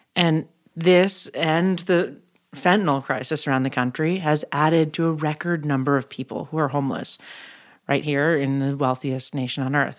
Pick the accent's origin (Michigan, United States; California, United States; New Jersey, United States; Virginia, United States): California, United States; San Francisco; now in Los Angeles, United States; my hometown, San Francisco